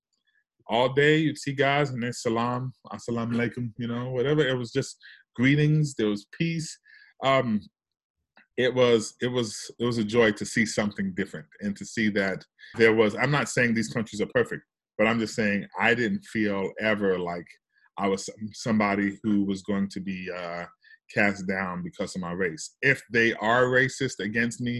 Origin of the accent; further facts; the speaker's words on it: New York City, New York, United States; moved away as an adult; also born or lived in the South; I'm from the South Bronx